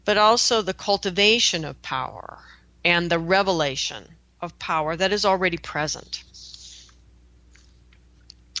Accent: Pacific Northwest, United States; I come from the Pacific Northwest, where we've got a lot of rivers

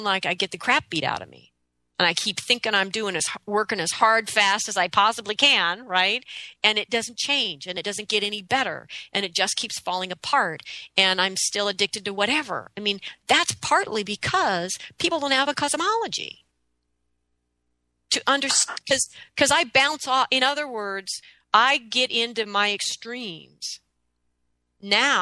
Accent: United States; I love being an American. I love freedom. I love rights. I mean, I am totally an American

